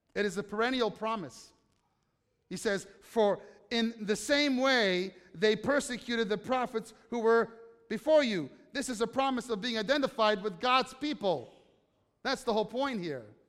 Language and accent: English; United States; I'm an American